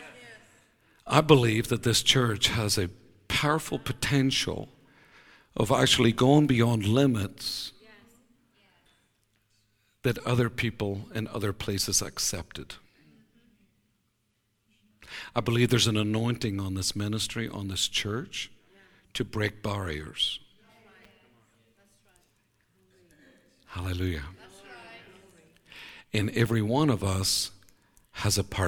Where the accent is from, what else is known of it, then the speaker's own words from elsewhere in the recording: Northern Ireland, United Kingdom; moved away as an adult; now in United States; I was born in Ireland